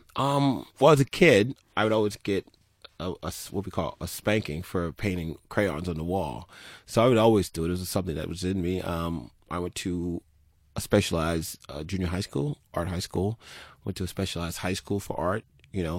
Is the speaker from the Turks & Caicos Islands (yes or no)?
yes; Turks & Caicos Islands; I was born in Turks and Caicos